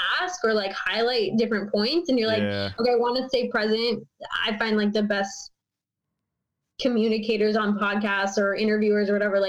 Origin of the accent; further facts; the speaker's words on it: Minnesota, United States; moved away; I'm from Minnesota.